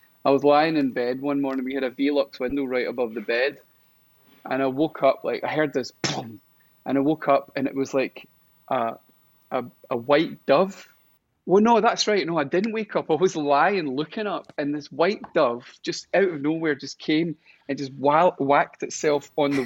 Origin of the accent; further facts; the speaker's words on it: Stafford, West Midlands, United Kingdom; moved away; also born or lived in Crouch End, London; I was born in Stafford.